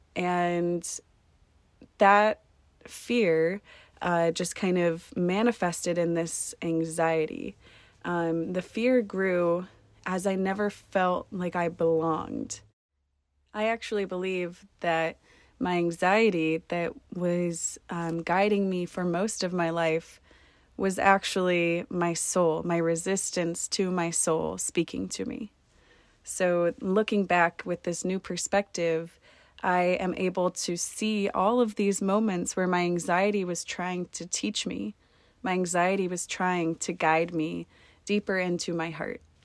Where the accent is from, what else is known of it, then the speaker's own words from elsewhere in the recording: Columbus, Ohio, United States; moved away; my home state in Columbus, Ohio